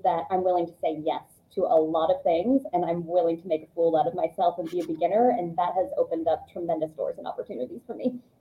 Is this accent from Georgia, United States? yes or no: yes; Georgia, United States; moved away; I grew up in Georgia.